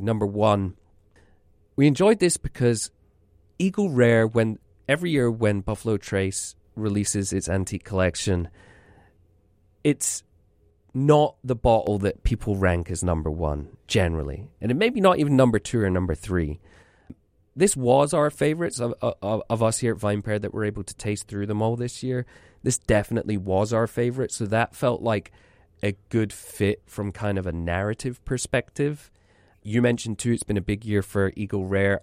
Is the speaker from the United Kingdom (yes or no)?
yes; Scotland, United Kingdom; moved away